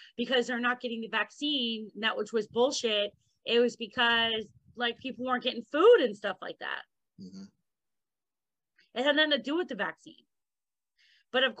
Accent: South Florida, United States; moved away as an adult; also born or lived in Louisiana; now in Sandy Springs, United States; Louisiana, raised in South Florida

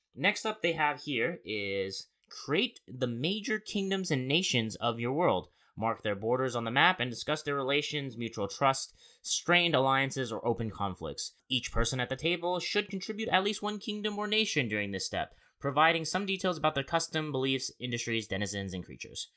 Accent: Arizona, United States; Born and raised in Arizona

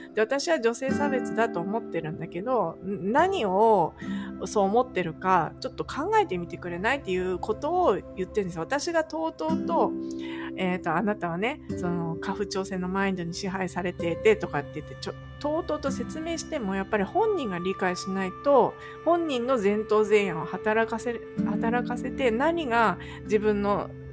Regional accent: Japan; moved away as an adult; now in California, United States; 私はもっと地方出身なんですよ

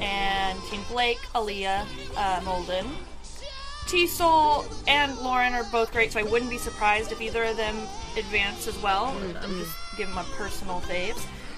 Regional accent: Houston, Texas, United States; I'm from

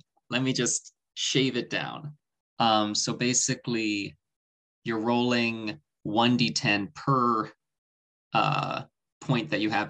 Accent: Oakland, California, United States; moved away; So I'm from Oakland, California, the Bay Area originally.

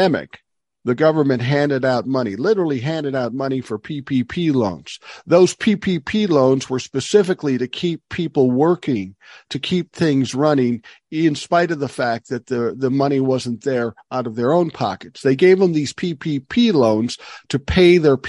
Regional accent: Minnesota, United States; in Minnesota, I'm so proud of my home state

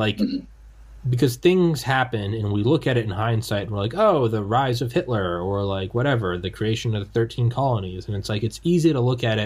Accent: New England, United States; I'm from New England

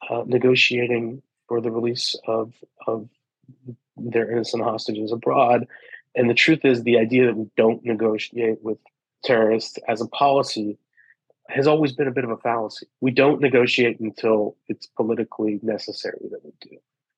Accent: United States; I'm an American

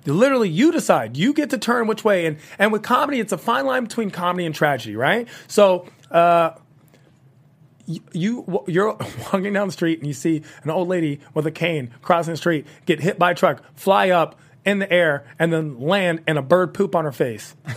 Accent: Washington, District of Columbia, United States; I'm from Washington, D C

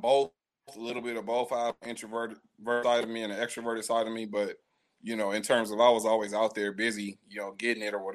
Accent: Pomona, California, United States; also born or lived in Los Angeles / Inland Empire; I was raised in Pomona

